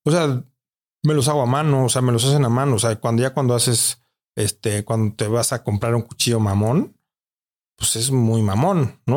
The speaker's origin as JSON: {"language": "Spanish", "country": "Mexico", "said": "aquí en mi país"}